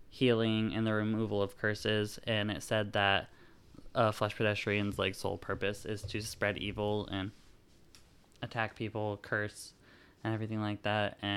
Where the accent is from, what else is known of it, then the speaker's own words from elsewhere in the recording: California, United States; Now, I grew up in California, mostly near cities, so the forest was like my true home to me.